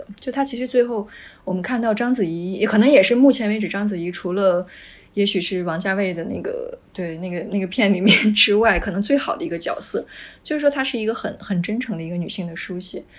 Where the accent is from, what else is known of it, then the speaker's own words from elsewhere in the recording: Taiwan; 尤其我会觉得说，作为一个台湾人，然后你这辈子居然没看过《悲情城市》，那你的人生真的是太不完整了。